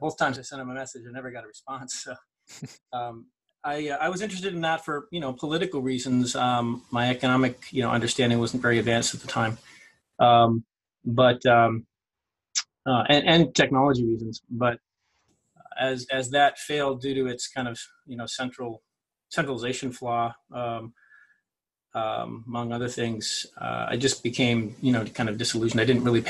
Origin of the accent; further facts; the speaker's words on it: United States; from the States